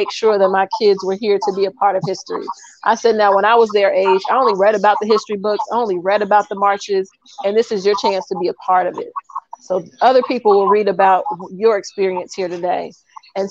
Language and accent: English; Cincinnati, Ohio, United States; moved away as an adult; now in Fort Myers, United States; I'm originally from Cincinnati, Ohio, so I'm also from the Midwest